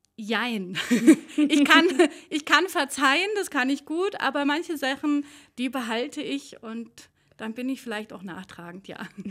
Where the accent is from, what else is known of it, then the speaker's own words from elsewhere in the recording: Aachen, North Rhine-Westphalia, Germany; accent: Öcher Platt, Rhenish; now in Allgäu, Germany; ich bin ja keine gebürtige Allgäuerin, sondern komme ähm, aus der Ecke von Aachen, also so das Öscherplatt, das Rheinische